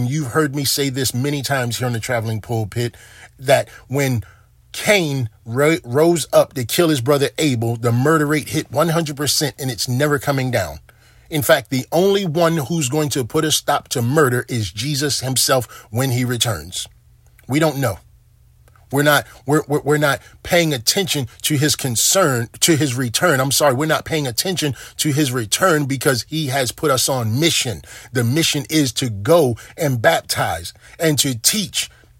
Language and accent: English; Baltimore, Maryland, United States; You know, there are times when growing up in Baltimore where I saw the murders outnumber the calendar days in a year.